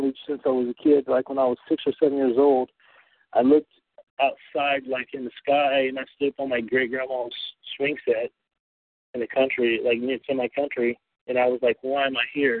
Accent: North Carolina, United States; I'm originally from North Carolina, so living in North Carolina

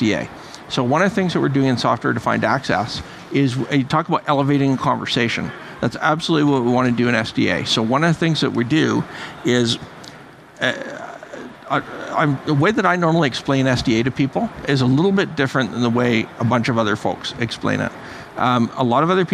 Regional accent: Canada; I'm half Irish, half Russian, Canadian.

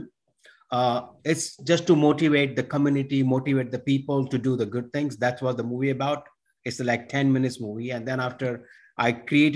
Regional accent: India; now in New York, United States; I was born and raised in India. I live in New York for many, many years now. I came in this country in 1994

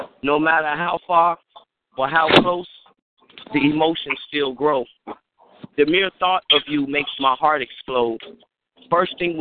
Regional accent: Chicago, Illinois, United States; I am from Chicago, Chi-Town bound

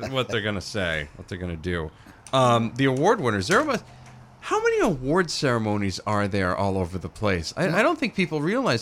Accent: Dixfield, Maine, United States; I grew up in Dixfield. That's what we did up there.

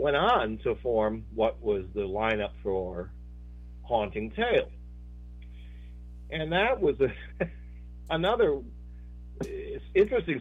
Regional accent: Norwich, New York, United States; moved away; I was from up north of Binghamton, like Norwich, New York is where I was born

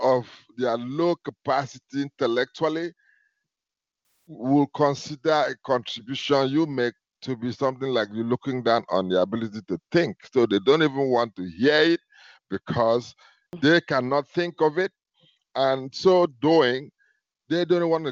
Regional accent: Akwa Ibom, Nigeria; now in Atlanta, United States; I'm from Akwa Ibom

